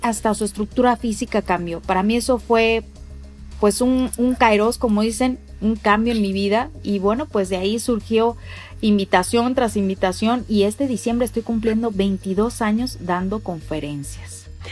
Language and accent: Spanish; Mexico City, Mexico; yo nací en la Ciudad de México